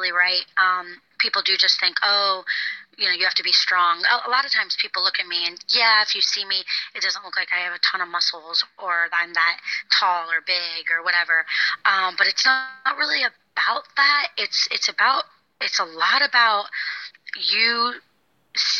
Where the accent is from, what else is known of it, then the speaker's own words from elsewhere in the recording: Florida, United States; moved away as an adult; I grew up in Florida, so I moved far away